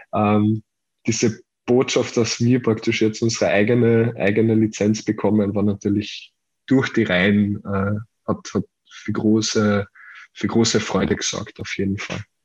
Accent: Carinthia, Austria; für mich als Kärntner

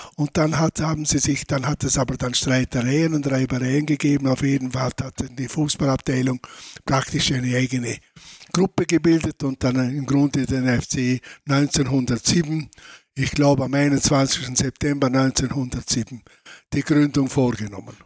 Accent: Lustenau, Vorarlberg, Austria; Also ich bin in Lustenau geboren, in der Lustenau in die Schule gegangen

